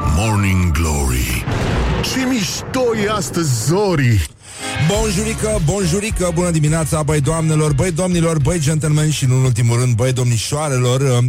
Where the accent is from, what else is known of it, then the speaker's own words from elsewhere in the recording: Moldavia, Romania; accent: Moldavian; vorbesc cu accent moldovenesc la televizor